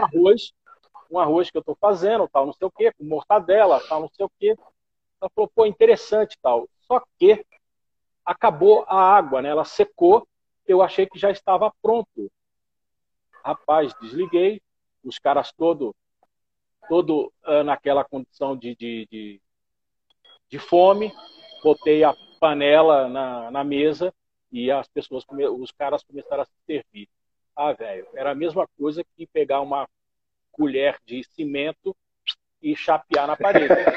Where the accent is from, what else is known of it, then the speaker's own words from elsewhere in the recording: Pernambuco, Brazil; also born or lived in Belo Horizonte; now in São Paulo, Brazil; sou nortista, pernambucano